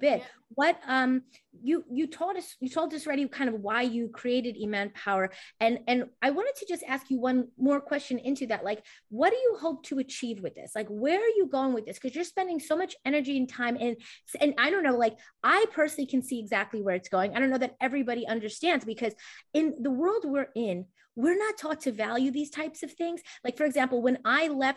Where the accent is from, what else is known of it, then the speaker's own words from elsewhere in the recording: United States; I'm from the West, I'm here in the US